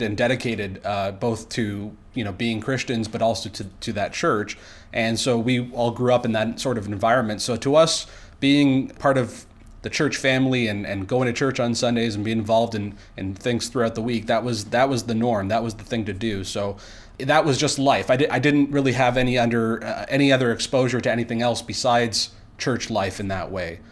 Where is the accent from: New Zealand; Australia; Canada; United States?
Canada; near Niagara Falls, Ontario; I grew up in Ontario, Canada here.